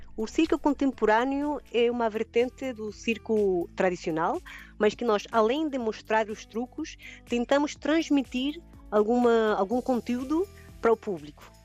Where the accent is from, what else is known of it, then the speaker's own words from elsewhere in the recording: Chile; Portuguese is a second language; moved away as an adult; now in Algarve, Portugal; meu país de origem, né, no Chile